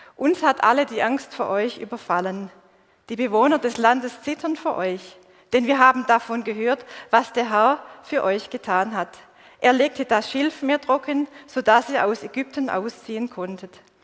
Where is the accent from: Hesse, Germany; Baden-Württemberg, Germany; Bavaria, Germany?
Baden-Württemberg, Germany; Swabia; accent: Swabian; Ich bin in einer schwäbischen Kultur aufgewachsen und das hört ihr bis heute. Ich weiß, mein Dialekt ist